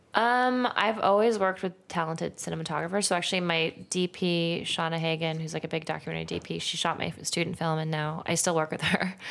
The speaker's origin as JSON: {"language": "English", "town": "Santa Monica", "region": "California", "country": "United States", "tie": "born or raised there", "said": "I'm from Santa Monica"}